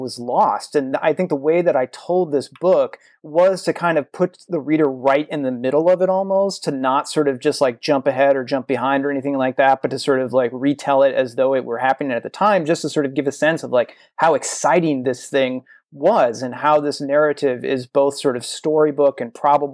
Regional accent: Southern Illinois, United States; I'm from Southern Illinois, a small town down there

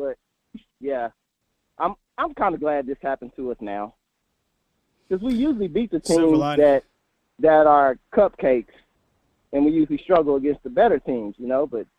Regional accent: Oklahoma, United States; I'm an Oklahoma guy. I'm from Oklahoma.

